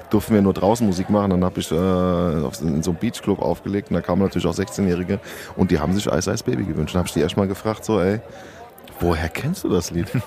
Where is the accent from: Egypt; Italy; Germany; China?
Italy; Sardinia; Ich bin selber Südländer, ich komme aus Sardinien. Und ähm, da fahre ich natürlich auch einmal im Jahr auf jeden Fall hin zur Family